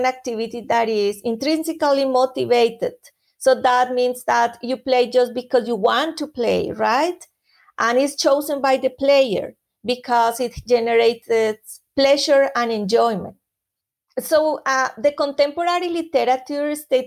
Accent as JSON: {"language": "English", "country": "Colombia", "moved": "yes", "said": "I am from Colombia originally, and in Colombia, music and dancing are important elements of culture. So as a Colombian"}